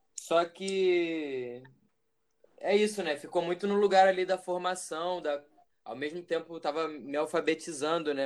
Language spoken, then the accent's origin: Portuguese; Região dos Lagos, Rio de Janeiro, Brazil; moved away; also born or lived in Minas Gerais / Niterói; Cresci na região dos Lagos, mas nasci em Minas. Atualmente moro em Niterói